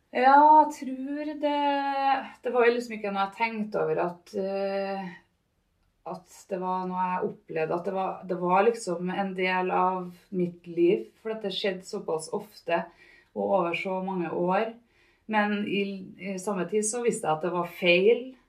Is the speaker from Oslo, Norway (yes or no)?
no; Trondheim, Trøndelag, Norway; also born or lived in Namsos; vokste opp på Byåsen. Nedre Byåsen, ja, oppafor trikken på Bredablikk